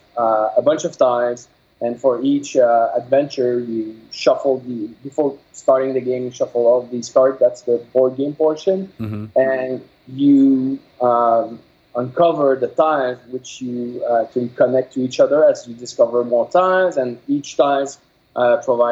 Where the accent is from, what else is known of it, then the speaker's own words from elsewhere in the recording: Quebec, Canada; first language French; English is a second language; I'm from Quebec, so my first language is French.